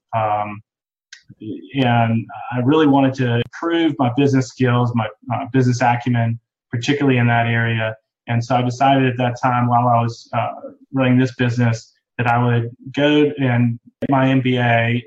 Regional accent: Boston, Massachusetts, United States; moved away as an adult; now in North Carolina, United States; I'm originally from Boston, Massachusetts. That's where I was born and went to high school.

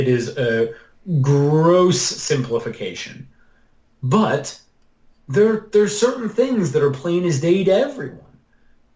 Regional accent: Wisconsin, United States; now in Virginia, United States; I grew up in Wisconsin, not far from the stadium

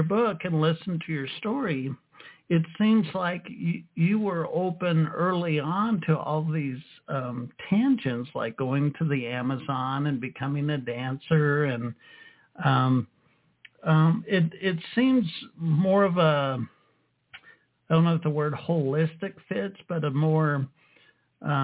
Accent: United States; I grew up in the States

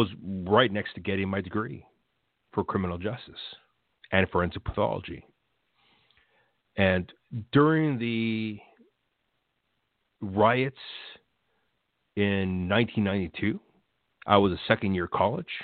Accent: United States; I'm a first-generation American born here in 1973.

